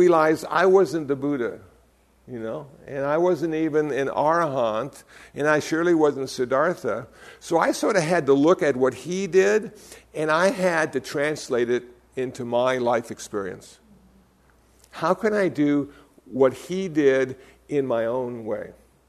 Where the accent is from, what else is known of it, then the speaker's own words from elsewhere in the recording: Iowa, United States; also born or lived in Phoenix, Arizona; I came from Iowa. I was a Lutheran. I lived in Phoenix, Arizona.